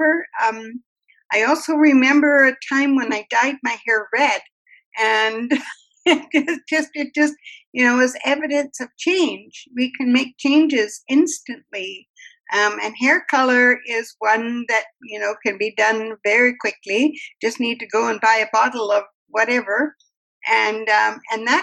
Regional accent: Canada; as a Canadian, I'm such a mixture of everything

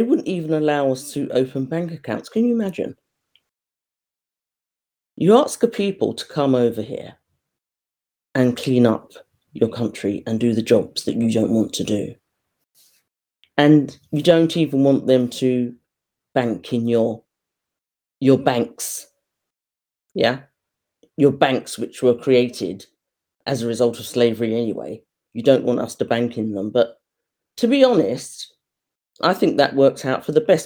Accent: United Kingdom; we were raised in Britain, but within our household, we were brought up within Caribbean households

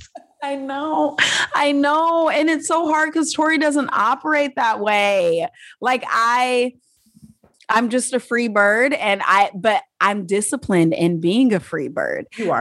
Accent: United States; I'm an American

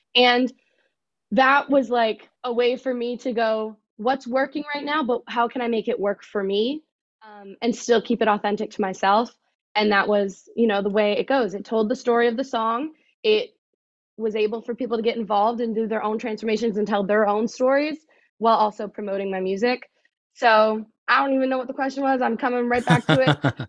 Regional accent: Oxford, Ontario, Canada; I am from Oxford, Canada, so a little north

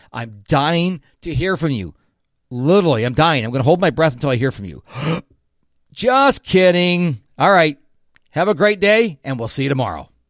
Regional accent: Rochester, New York, United States; now in Houston, United States; Now, I live in Houston, Texas. She lives in Rochester, New York, my hometown

